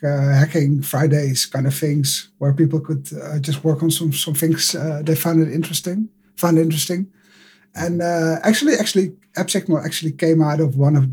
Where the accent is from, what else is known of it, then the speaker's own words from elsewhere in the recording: Netherlands; I'm from the Netherlands and live in Amsterdam at the moment